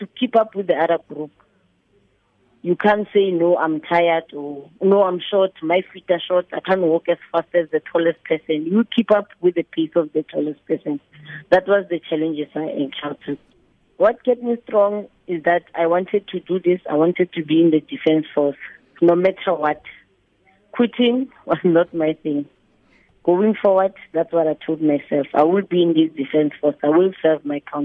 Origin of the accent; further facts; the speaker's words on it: Mabopane, Gauteng, South Africa; I was born in Mabopane, Winterfeld in 1984, May the 18th